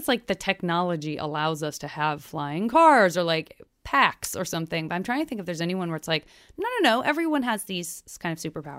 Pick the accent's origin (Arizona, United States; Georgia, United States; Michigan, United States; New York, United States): Arizona, United States; born or raised there